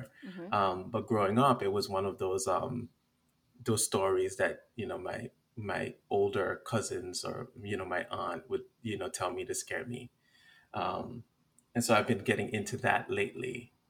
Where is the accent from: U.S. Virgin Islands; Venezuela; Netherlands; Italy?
U.S. Virgin Islands; I've also gotten into like some of the monsters and creatures from my Caribbean background. Like I grew up in the Virgin Islands, and there's a bunch of monsters within our folklore that are really fascinating.